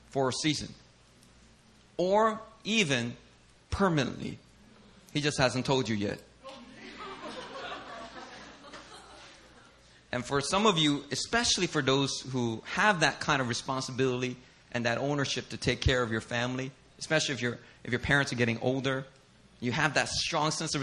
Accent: Philadelphia, Pennsylvania, United States; moved away as an adult; now in Korea; myself in Philly

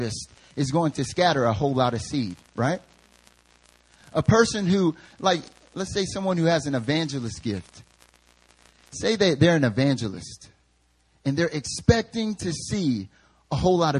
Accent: the South, United States; I'm from the South. The way we say dollars is dollars

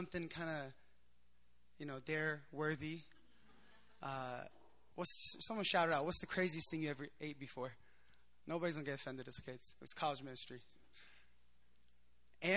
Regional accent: Philadelphia, Pennsylvania, United States; moved away as an adult; now in South Korea; I'm a Korean American. I grew up in the States in Philadelphia.

